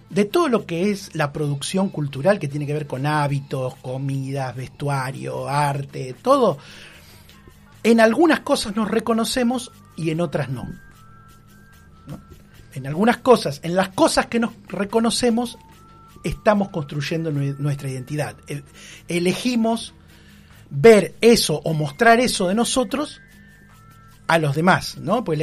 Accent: Bahía Blanca, Buenos Aires Province, Argentina; ¿cómo me, presento yo como bahiense, como eh, pueblo originario, como argentino?

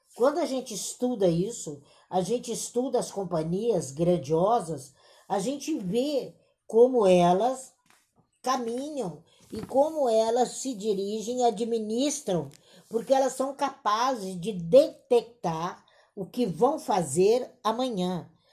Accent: Brazil; aqui enquanto brasileiros

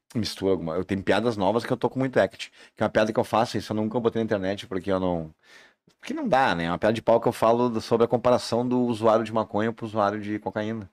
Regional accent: Brazil; eu sou do Salandia, sou da vila

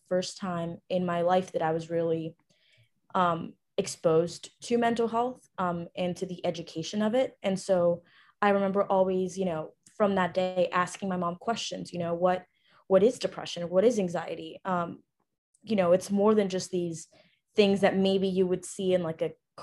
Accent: Ecuador; I was actually born and raised in Ecuador, South America.

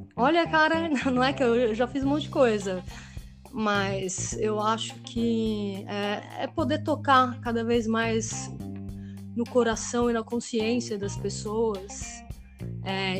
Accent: Brazil; also born or lived in Geneva, Switzerland / Málaga, Spain; eu sou brasileira também

